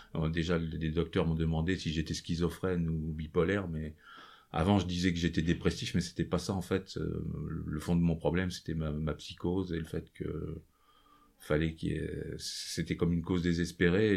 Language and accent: French; Nevers, Bourgogne-Franche-Comté, France; Je suis originaire de Nevers. J'ai passé mon enfance euh, sur cette région.